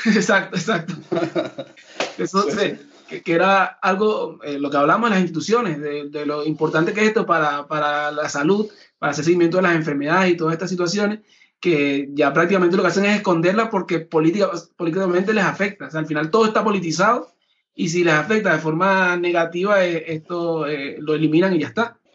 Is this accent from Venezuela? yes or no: yes; Venezuela; ha estado eh, en Venezuela, que ha vivido la situación de cerca, como venezolano